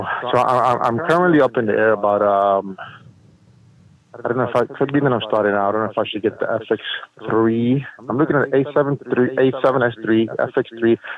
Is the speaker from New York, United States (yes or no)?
yes; New York City, New York, United States; born or raised there; also born or lived in Puerto Rico